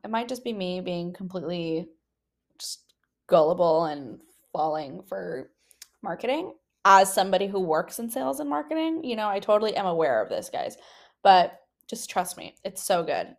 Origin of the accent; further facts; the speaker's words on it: the Bay Area, California, United States; now in San Francisco, United States; I am from the Bay